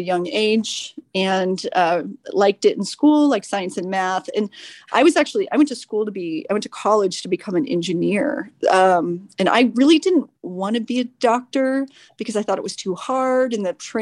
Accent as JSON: {"language": "English", "town": "Decatur", "region": "Illinois", "country": "United States", "tie": "born or raised there", "moved": "yes", "lives_now": "San Francisco, United States", "said": "I grew up in central Illinois, small town called Decatur, Illinois."}